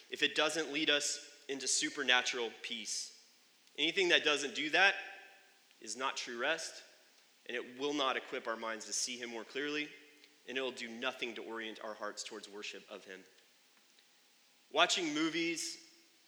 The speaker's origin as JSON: {"language": "English", "country": "United States", "said": "I'm an American"}